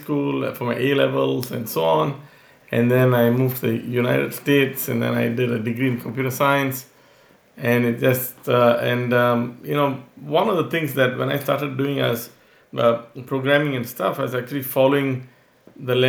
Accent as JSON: {"language": "English", "country": "Singapore", "tie": "born or raised there", "moved": "yes", "said": "I'm originally from Singapore"}